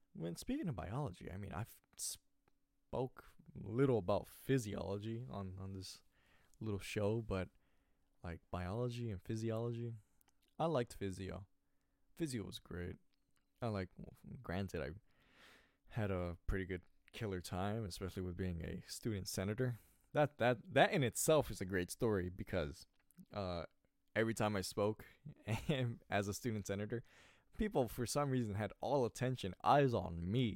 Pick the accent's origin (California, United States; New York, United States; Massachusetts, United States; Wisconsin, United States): California, United States; I was born in California